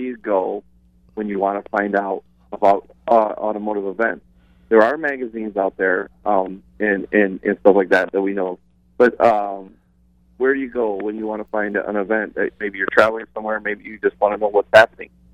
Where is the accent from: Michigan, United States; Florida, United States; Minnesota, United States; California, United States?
Michigan, United States; Detroit; moved away; I'm originally from Detroit.